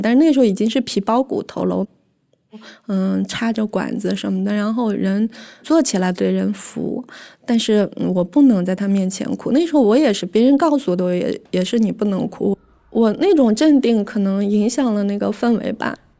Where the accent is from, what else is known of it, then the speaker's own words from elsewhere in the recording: Inner Mongolia, China; now in Beijing, China; 今年三十五岁，来自内蒙古，土生土长的内蒙古农村人。然后，嗯，现在在北京生活，现在是一个全职妈妈